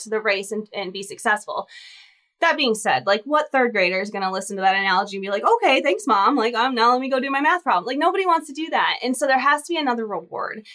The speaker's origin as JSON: {"language": "English", "region": "Michigan", "country": "United States", "moved": "as an adult", "lives_now": "Texas, United States", "said": "I'm from Michigan originally, so my O's come out when I get really excited, but I've been in Texas for the last 12 years, so I have this kind of odd y'all"}